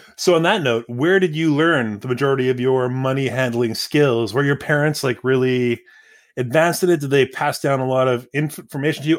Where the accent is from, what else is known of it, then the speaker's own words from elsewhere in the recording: Surrey, British Columbia, Canada; I grew up in Surrey